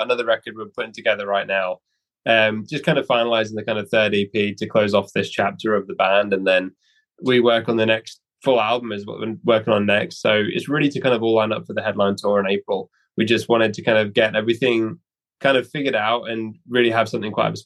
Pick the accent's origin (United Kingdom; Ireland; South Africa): United Kingdom; Norwich, East of England; I really like the waterfront in Norwich because that's kind of my hometown